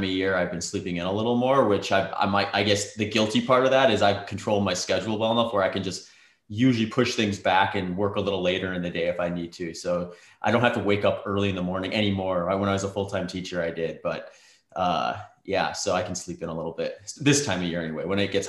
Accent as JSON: {"language": "English", "region": "Midwest", "country": "United States", "tie": "born or raised there", "said": "Like, I grew up in the Midwest, so I'm not unfamiliar to gloomy, cloudy days"}